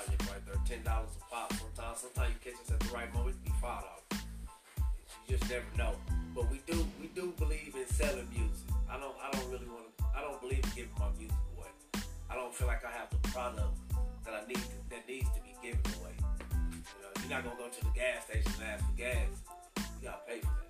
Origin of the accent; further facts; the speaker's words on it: Lubbock, Texas, United States; If I didn't tell you I was from Lubbock, Texas, you wouldn't know I was from Texas